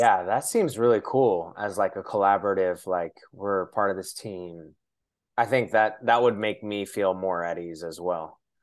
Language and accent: English; Shoreline, Washington, United States; I'm from Shoreline, which is close